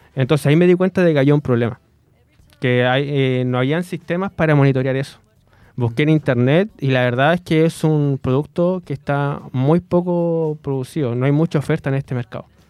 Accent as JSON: {"language": "Spanish", "town": "Los Ángeles", "region": "Biobío", "country": "Chile", "said": "Yo soy de Los Ángeles"}